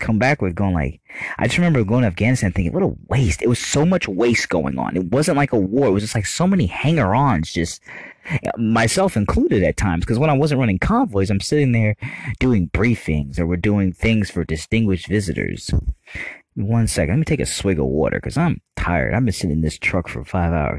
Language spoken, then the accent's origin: English; United States; I love being an American. I love my country so much